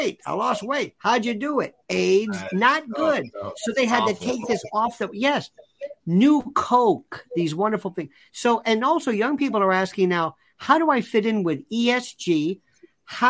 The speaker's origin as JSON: {"language": "English", "region": "Florida", "country": "United States", "said": "I'm from Florida"}